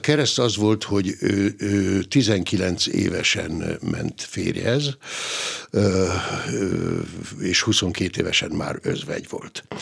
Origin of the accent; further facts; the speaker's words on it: Hungary; itt nálunk Magyarországon, hogy mi, mi hogy is élünk